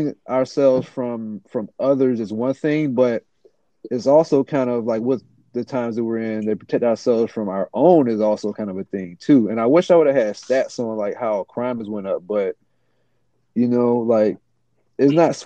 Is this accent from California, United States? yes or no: no; Portsmouth, Virginia, United States; I was born and raised in Virginia Beach area, and Portsmouth specifically.